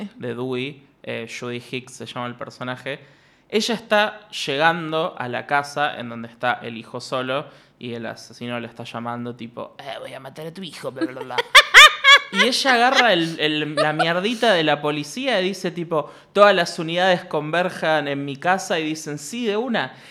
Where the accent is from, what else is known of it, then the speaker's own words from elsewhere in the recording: Ushuaia, Tierra del Fuego, Argentina; moved away; yo a Ushuaia voy con suerte una vez al año y aún y así entro a una panadería y me dicen, vos sos el hijo de Marcelo